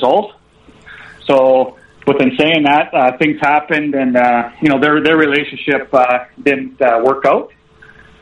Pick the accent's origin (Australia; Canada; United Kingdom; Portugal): Canada; Taber, Alberta; I grew up in a little town, I guess, just east of Lethbridge called Taber, Alberta.